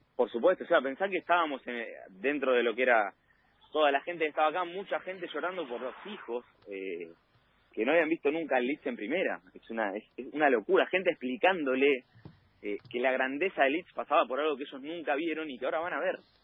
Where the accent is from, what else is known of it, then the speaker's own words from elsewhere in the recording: Argentina; venimos de Argentina